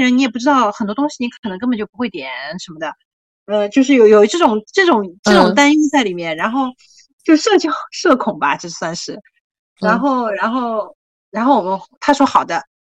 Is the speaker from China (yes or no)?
yes; China; 他知道我是大陆过来的